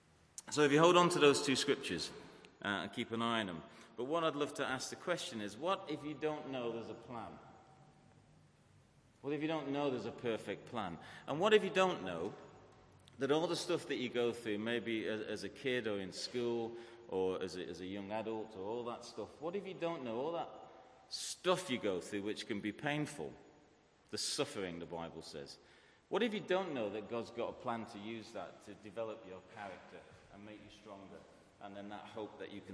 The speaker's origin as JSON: {"language": "English", "town": "Manchester", "region": "North West England", "country": "United Kingdom", "tie": "born or raised there", "also_born_or_lived": "Salford", "said": "I grew up in Manchester"}